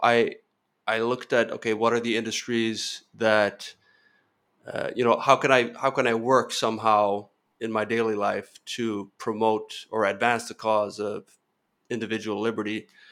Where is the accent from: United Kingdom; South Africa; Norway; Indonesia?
Norway; moved away as an adult; also born or lived in Spain / France / Kenya / California; born and raised in Norway